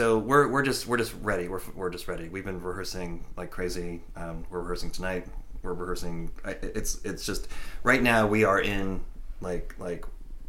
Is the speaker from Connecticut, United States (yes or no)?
yes; Connecticut, United States; we grew up in Connecticut